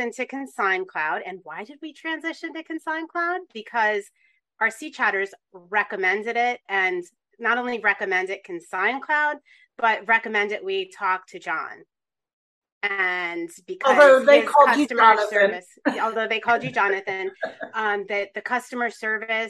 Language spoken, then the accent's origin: English; Moscow, Pennsylvania, United States; I grew up in Moscow, Pennsylvania